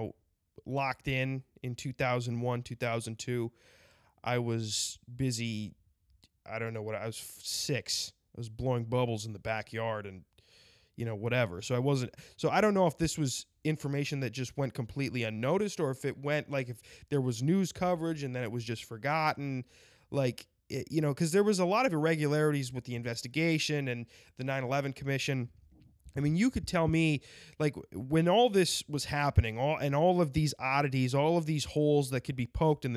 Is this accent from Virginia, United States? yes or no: no; South Dakota, United States; South Dakota because that's my home state